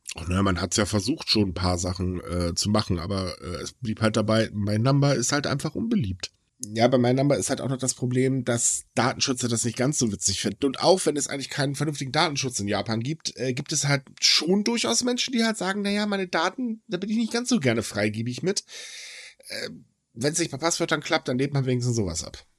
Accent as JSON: {"language": "German", "region": "Northern Germany", "country": "Germany", "said": "ich als Norddeutscher"}